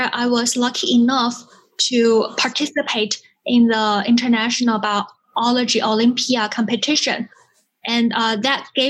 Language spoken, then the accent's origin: English; Sichuan, China; also born or lived in Cambridge, Massachusetts, United States; now in Hangzhou, China; I was born in Southwest China, the Sichuan province